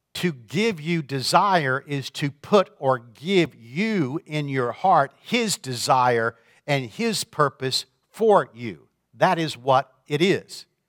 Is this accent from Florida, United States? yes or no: yes; Florida, United States; now in Michigan, United States; I grew up in Florida